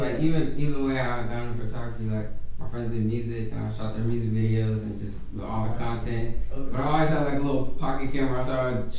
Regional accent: Berkeley, California, United States; also born or lived in Tracy, California; I grew up in Berkeley.

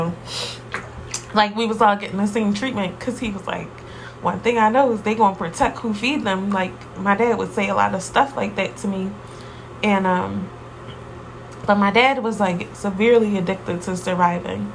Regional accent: Philadelphia, Pennsylvania, United States; I'm from Philly, so really my life was pretty average

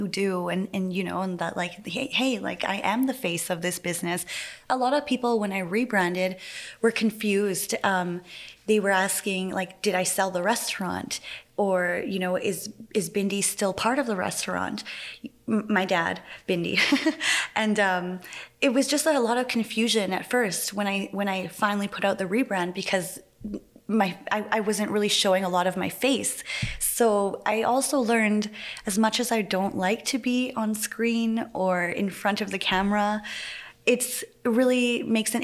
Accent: Winnipeg, Manitoba, Canada; I grew up in the Forks and I never got bored of being there

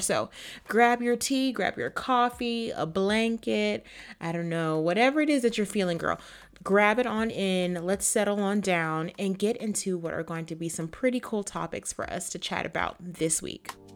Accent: Florida, United States; my home state of Florida

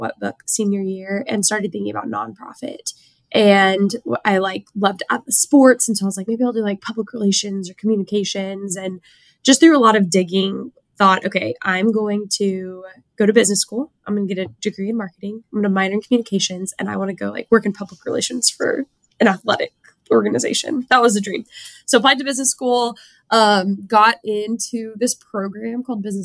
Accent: small town south of San Antonio, Texas, United States; I grew up in a really small town, south of San Antonio, like classic small town Texas, born and raised, have been in Texas my whole life

